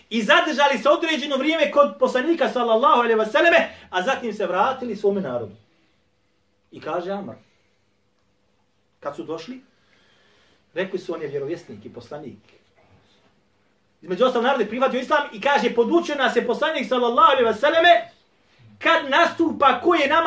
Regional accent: Bosnia & Herzegovina; Kod nas u Bosni i Hercegovini u većini džamija uči šta traka ili CD ili kompjuter kako su već sproveli.

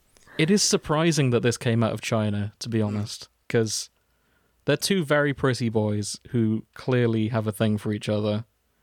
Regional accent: United Kingdom; we're all British.

